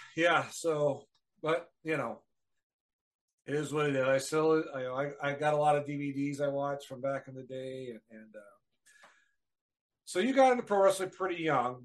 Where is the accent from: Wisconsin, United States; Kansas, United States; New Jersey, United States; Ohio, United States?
Wisconsin, United States; moved away; I'm from Wisconsin originally